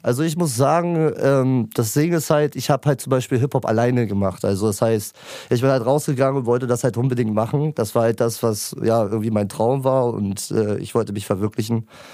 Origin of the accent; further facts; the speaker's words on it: Lübeck, Schleswig-Holstein, Germany; ich komme aus dem wunderschönen Lübeck